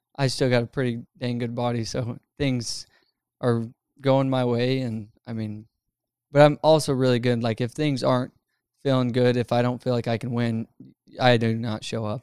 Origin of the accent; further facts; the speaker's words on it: Utah, United States; I was growing up in Utah